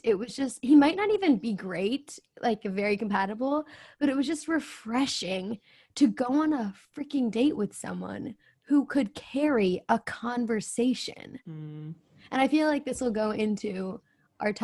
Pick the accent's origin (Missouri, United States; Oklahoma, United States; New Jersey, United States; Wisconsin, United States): New Jersey, United States; I'm from New Jersey